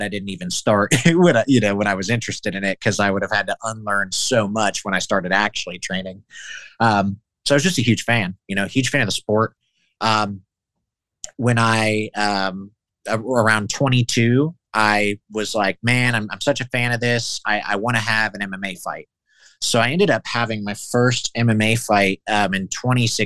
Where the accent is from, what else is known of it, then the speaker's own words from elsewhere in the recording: Newark, United States; there was a 10th Planet in my hometown, 10th Planet Newark